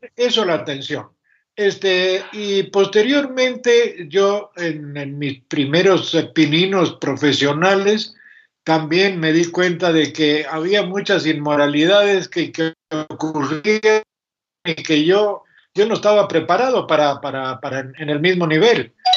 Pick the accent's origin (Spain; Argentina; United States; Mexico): Argentina; Córdoba; Originariamente yo nací en la ciudad de Córdoba, ah, República Argentina.